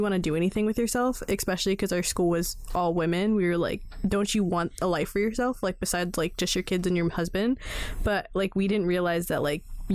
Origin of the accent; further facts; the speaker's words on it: Inland Empire, Southern California, United States; growing up down here in like southern SoCal, in like the suburbs of SoCal, yeah, the IE specifically